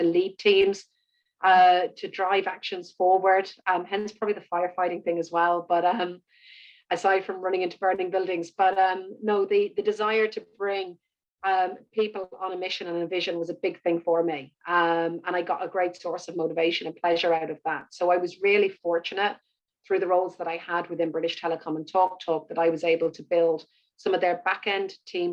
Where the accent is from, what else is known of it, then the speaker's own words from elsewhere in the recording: Ireland; also born or lived in Birmingham, United Kingdom / Cork, Ireland; I'm born and bred in Ireland. I live in Cork, in the south of the country.